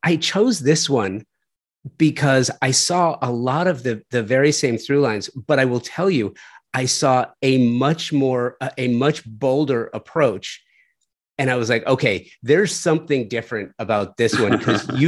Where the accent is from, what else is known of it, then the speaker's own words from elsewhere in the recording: Los Angeles, California, United States; my neighborhood where I grew up in the San Fernando Valley